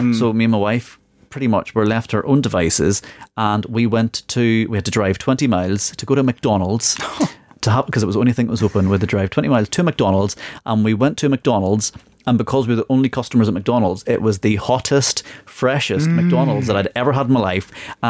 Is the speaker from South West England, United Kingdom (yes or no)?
no; Northern Ireland, United Kingdom; now in England; I come from Northern Ireland where there's still very much the 12 days of Christmas, 12 days before, 12 days after.